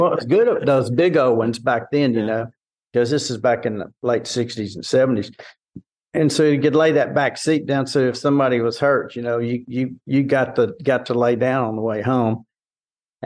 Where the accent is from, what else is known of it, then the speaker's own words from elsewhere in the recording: Port Arthur, Texas, United States; I grew up in Southeast Texas, down Port Arthur Groves area